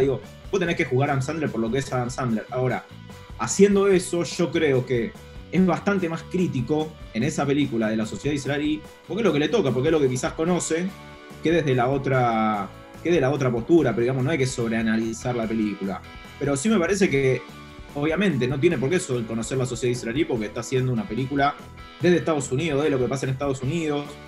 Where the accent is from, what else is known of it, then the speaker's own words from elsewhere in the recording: Buenos Aires, Argentina; tuvo la infancia y la adolescencia en los 90, me educó la televisión y, como persona porteña de clase media